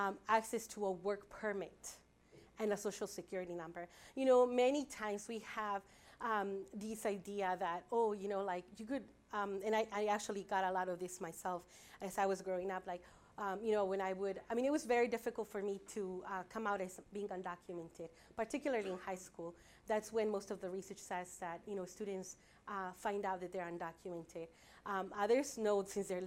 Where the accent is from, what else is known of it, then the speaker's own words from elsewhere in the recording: Chicago, Illinois, United States; I was undocumented myself as I was growing up in Chicago. I came at the age of 9